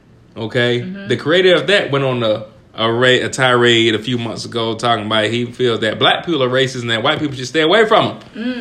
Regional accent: the South, United States; I'm from the South.

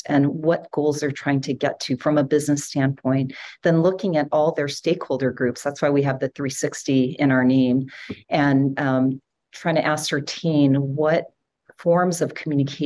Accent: Hawaii, United States; also born or lived in San Francisco / Utah; I grew up in Hawaii. I moved to San Francisco actually when I was 10 years old.

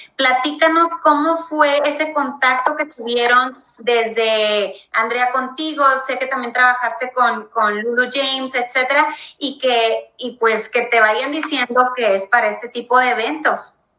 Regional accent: Mexico; nosotros como mexicanos

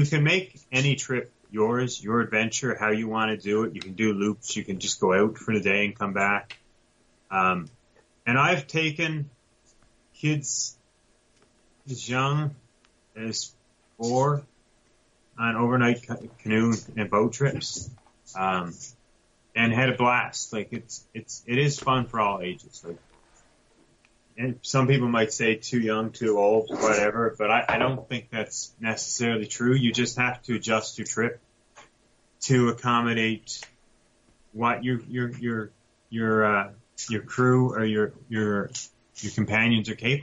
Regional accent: Buchans, Newfoundland and Labrador, Canada; now in Milford Station, Canada; I'm originally from central Newfoundland, a small town called Buchans.

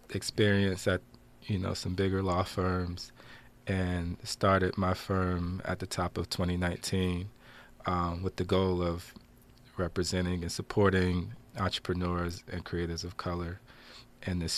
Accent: Passaic, New Jersey, United States; I'm from Passaic, New Jersey. Um, grew up in the Aspen Place projects. I always have to shout out Aspen, and uh, with my mom, Wanda, and my two older sisters.

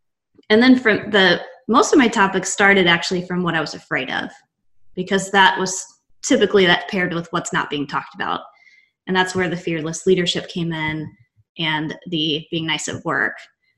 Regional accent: Texas, United States; They beat it out of you, but I am from Texas, born and raised. I have a Texas tattoo. I am obsessed with Texas.

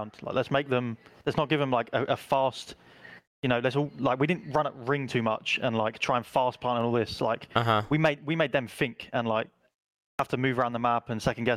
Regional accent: London, United Kingdom; I'm from London

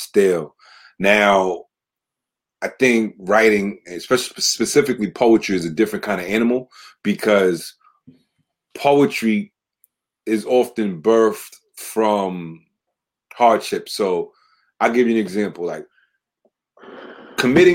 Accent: New York City, New York, United States; growing up in the Bronx and hitting the corner

